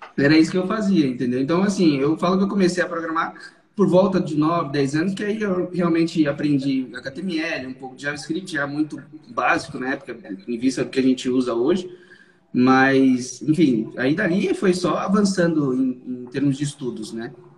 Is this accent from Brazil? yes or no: yes; São Paulo, Brazil; Então eu sou daqui de São Paulo, sempre fui daqui de São Paulo, nasci e moro em São Paulo desde quando nasci